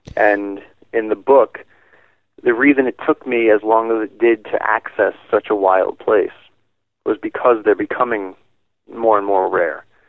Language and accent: English; New York, United States; I grew up in New York